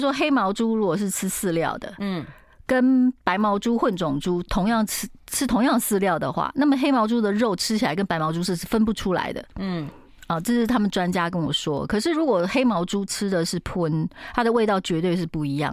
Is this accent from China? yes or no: no; Taiwan; 我是台湾人家庭嘛，我妈妈，我妈妈台南人，爸爸嘉义人